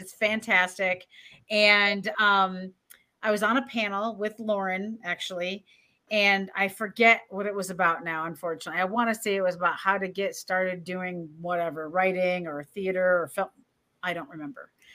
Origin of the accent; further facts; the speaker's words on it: Michigan, United States; I'm from Michigan, Midwesterners